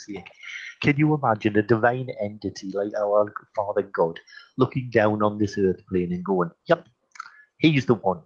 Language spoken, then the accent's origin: English; Geordie, North East England, United Kingdom; accent: Geordie; I'm a Geordie. I come from the northeast of England.